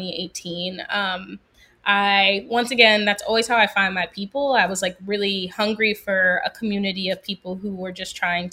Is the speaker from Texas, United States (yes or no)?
no; Philadelphia, Pennsylvania, United States; moved away as an adult; now in New Orleans, United States; I'm from Philadelphia originally